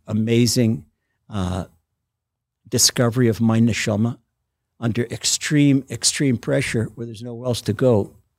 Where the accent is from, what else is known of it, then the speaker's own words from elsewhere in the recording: Washington, District of Columbia, United States; moved away as an adult; now in Israel; I grew up, I was born in Washington, D C, in an inner city slum